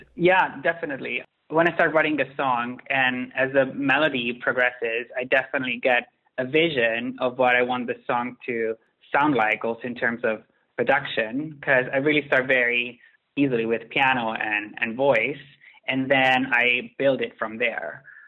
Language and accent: English; Milan, Lombardy, Italy; moved away as an adult; also born or lived in London; now in New York, United States; growing up in Milan